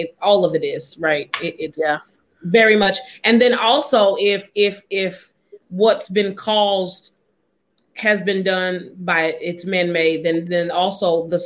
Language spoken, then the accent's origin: English; Dayton, Ohio, United States; I grew up in Dayton, and my grandmother still lives in Dayton